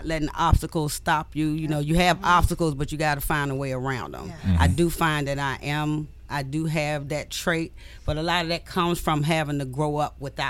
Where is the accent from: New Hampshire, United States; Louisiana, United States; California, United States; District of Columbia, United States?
District of Columbia, United States; Washington; growing up in Southeast